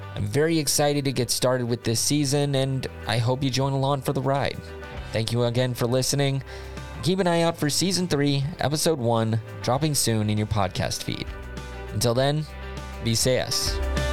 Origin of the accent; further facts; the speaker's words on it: United States; moved away as an adult; now in Linköping, Sweden; If you can't tell by my accent, I was born and raised in the United States